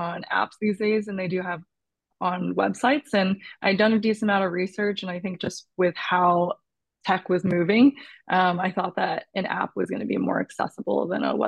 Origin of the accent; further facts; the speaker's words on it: New York, United States; now in Seattle, United States; I'm originally from New York, but based out of Seattle, Washington right now